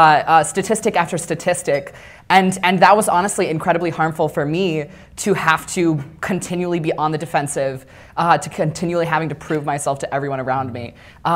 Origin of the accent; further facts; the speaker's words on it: Alabama, United States; growing up in Alabama